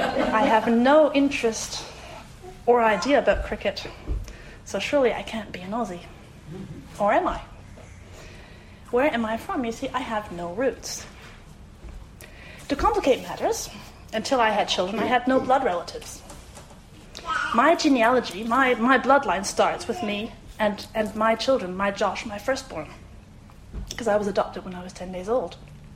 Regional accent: Munich, Bavaria, Germany; also born or lived in France / South Carolina, United States; now in Australia; I grew up in Germany, and to this day deeply love my childhood town of Munich. I was educated in the French school system in Germany and have a French family because I married a Frenchman.

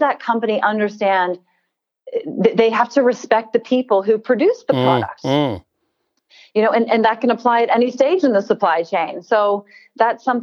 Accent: United States; now in Australia; I'm American. I don't know if you can tell from my accent. And my country, we've had a rather deep and ugly history with slave trade.

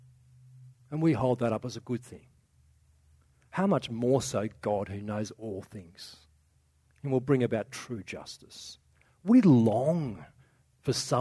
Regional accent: Australia; one of our cultural things as Aussie

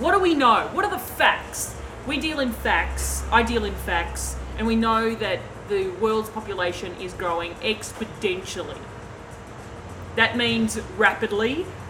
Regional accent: Melbourne, Victoria, Australia; Okay, so we're from Melbourne.

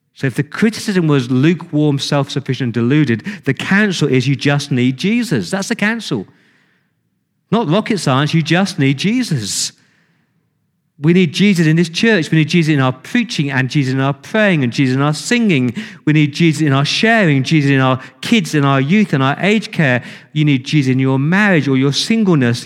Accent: England, United Kingdom; I'm English

